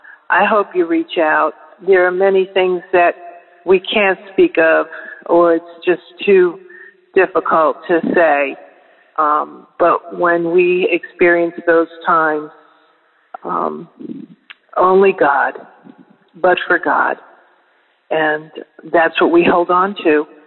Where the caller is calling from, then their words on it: Florida, United States; Good morning, Daily Audio Bible family. … I'm calling from the Florida Panhandle.